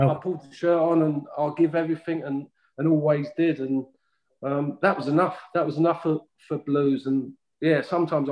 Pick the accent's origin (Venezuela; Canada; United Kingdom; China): United Kingdom; London; from South London